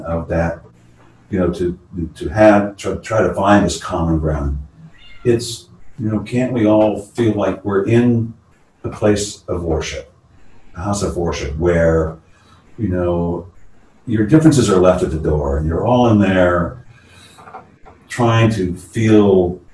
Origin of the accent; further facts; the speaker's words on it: San Francisco, California, United States; born and raised in San Francisco